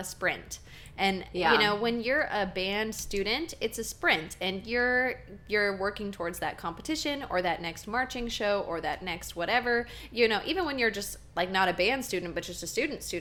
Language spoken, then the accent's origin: English; Texas, United States; growing up in the Texas band system